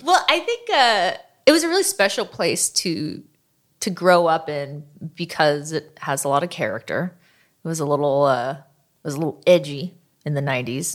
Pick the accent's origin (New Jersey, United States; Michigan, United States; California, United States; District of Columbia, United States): California, United States; Oakland; my hometown